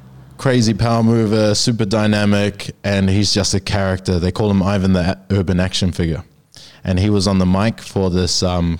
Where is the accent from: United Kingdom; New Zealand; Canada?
New Zealand; now in Sydney, Australia; I'm from New Zealand.